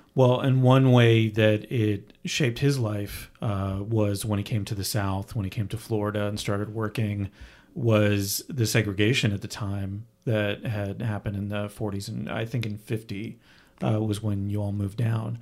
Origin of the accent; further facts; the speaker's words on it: Canada; moved away; I was born in Canada